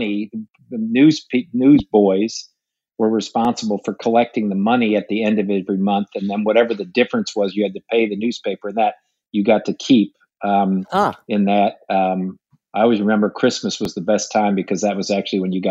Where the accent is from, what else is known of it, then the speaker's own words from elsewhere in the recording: Detroit, Michigan, United States; moved away as an adult; I was born in Detroit, and one of 11 kids in an Irish Catholic family